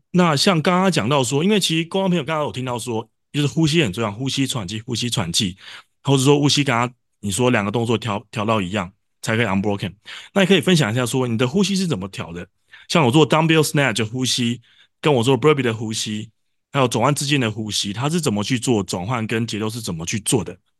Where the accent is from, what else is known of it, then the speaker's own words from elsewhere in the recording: Taiwan; 我们台湾人毕竟又不是母语